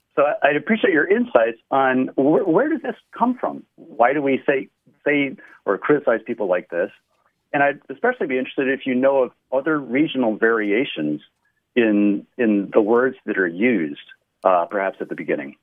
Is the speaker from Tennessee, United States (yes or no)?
yes; Tennessee, United States; now in Dryden, New York, United States; When I was growing up in Tennessee